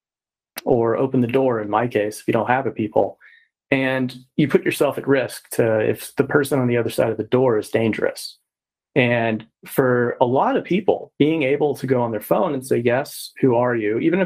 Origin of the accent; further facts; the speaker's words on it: Texas, United States; I'm from Texas as well